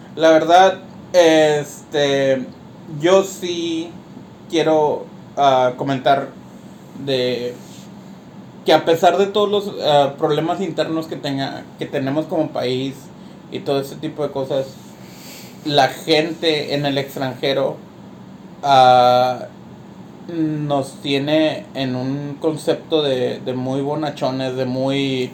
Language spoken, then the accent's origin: Spanish; Mexico